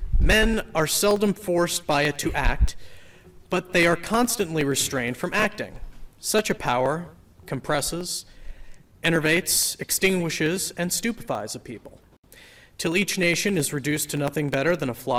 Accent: Harwich, Massachusetts, United States; I am from Harwich, and I'm here to speak in favor of H3541.

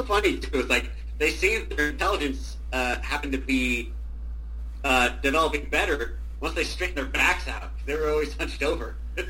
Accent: San Bruno, California, United States; now in Napa, United States; When I was a kid, I originally lived in San Bruno and just bounced around the Bay Area.

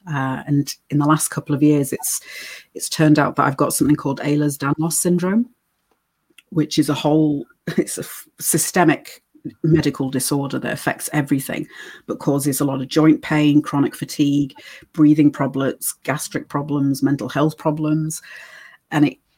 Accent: United States; born there; and then because I was born in the States, I can work over in America, whereas a lot of British girls can't because you need certain types of ID.

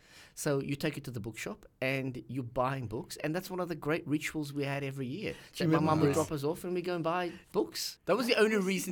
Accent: St Clair, New South Wales, Australia; born or raised there

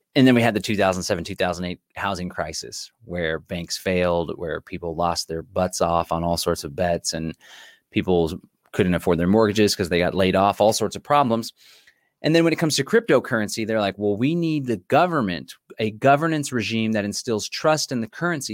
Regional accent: Austin, Texas, United States; here in the city of Austin, my hometown

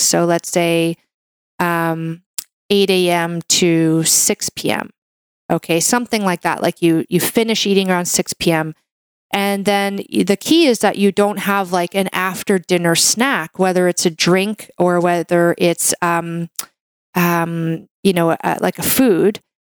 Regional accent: Canada; I'm a Canadian medical doctor

